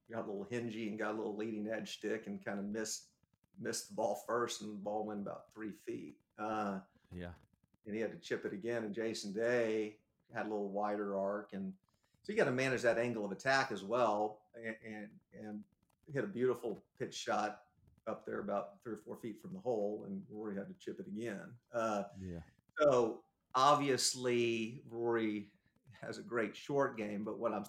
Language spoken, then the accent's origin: English; Texas, United States; growing up in Texas